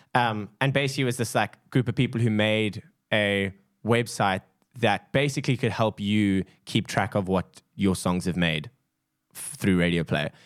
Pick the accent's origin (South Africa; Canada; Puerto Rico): South Africa; a South African